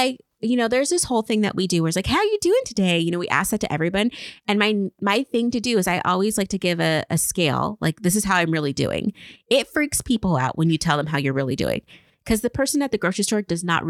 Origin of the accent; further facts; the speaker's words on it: Pacific Northwest, United States; I am from the Pacific Northwest.